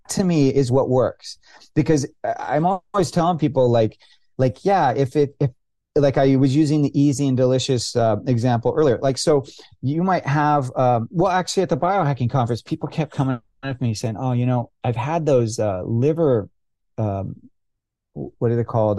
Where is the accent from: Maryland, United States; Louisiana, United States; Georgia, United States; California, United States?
California, United States; I grew up in California